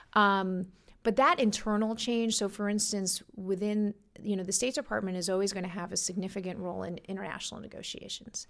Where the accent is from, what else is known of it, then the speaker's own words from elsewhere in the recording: New York City, New York, United States; I grew up in New York, in Brooklyn